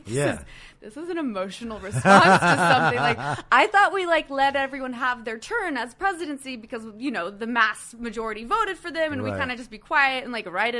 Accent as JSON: {"language": "English", "region": "Arizona", "country": "United States", "tie": "born or raised there", "said": "I grew up in Arizona. I grew up in many places all over the country and the world"}